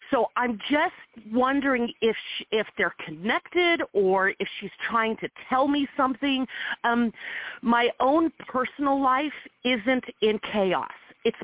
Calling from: Nevada, United States; I am calling from Nevada.

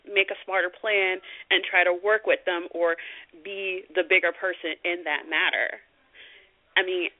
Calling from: Washington, United States; Hi. This is … from Washington.

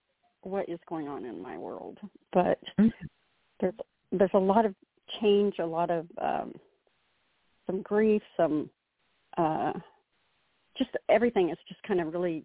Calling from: Oklahoma, United States; I'm calling from Oklahoma.

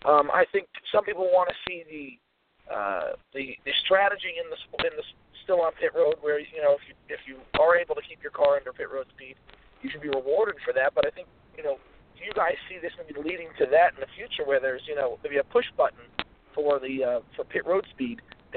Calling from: Virginia, United States; in Virginia.

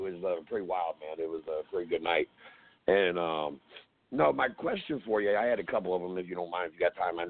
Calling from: Virginia Beach, United States; I'm calling from Virginia Beach, Virginia, or Northern Virginia

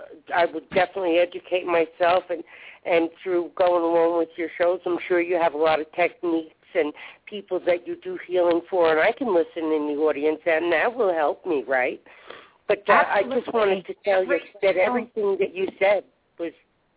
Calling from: Denver, Colorado, United States; I'm in Denver, Colorado.

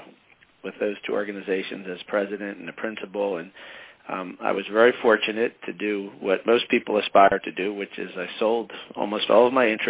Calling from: Hamilton, New Jersey, United States; I'm calling from Hamilton, New Jersey, which is actually just outside of Philadelphia.

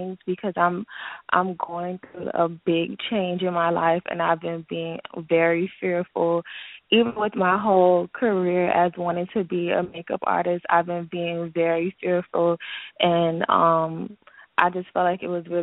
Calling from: Miami, Florida, United States; I'm calling from Miami

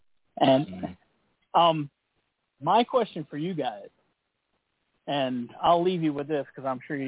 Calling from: Toledo, Ohio, United States; I'm Toledo.

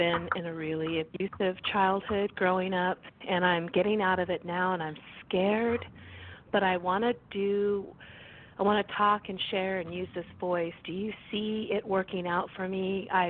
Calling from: California, United States; I'm calling from California

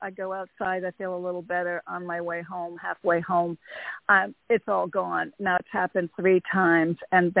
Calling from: Connecticut, United States; Hey, Toni. … from Connecticut.

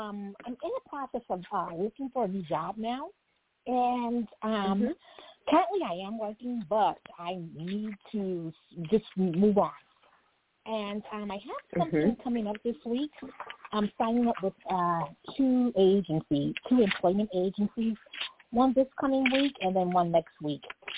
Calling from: New York, United States; I'm calling from New York.

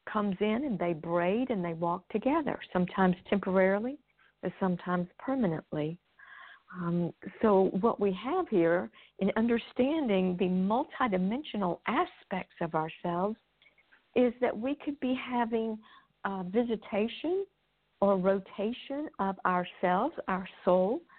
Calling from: Nashville, Tennessee, United States; I'm I'm near Nashville, Tennessee.

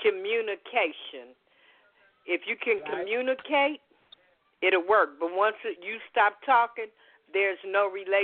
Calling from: Las Vegas, Nevada, United States; I'm calling from Las Vegas.

